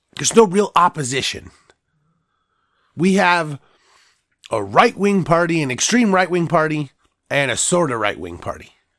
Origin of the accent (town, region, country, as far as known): United States